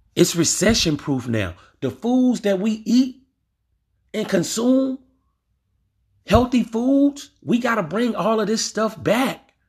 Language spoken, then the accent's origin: English; Louisiana, United States; I'm from Louisiana